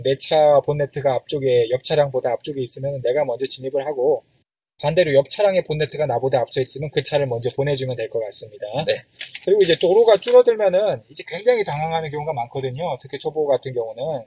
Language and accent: Korean; South Korea; 한국에서 태어나서 한국에서 자랐는데